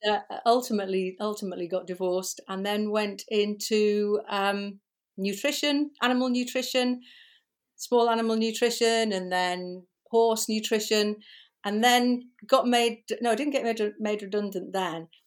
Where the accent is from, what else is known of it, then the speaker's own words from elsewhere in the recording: Liverpool, North West England, United Kingdom; moved away; I was born in Liverpool, uh, many years ago, and, um, went to school there, worked there